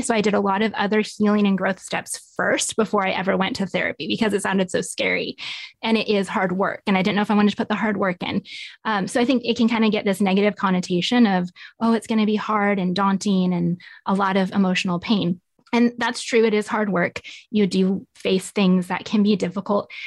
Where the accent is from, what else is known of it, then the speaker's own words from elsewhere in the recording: Nevada, United States; moved away as an adult; now in Tulsa, United States; I grew up in Nevada and moved out to Tulsa about 12 years ago